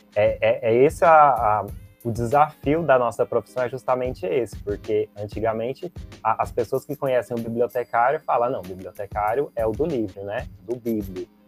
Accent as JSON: {"language": "Portuguese", "town": "Goiânia", "region": "Goiás", "country": "Brazil", "said": "eu sou de Goiânia"}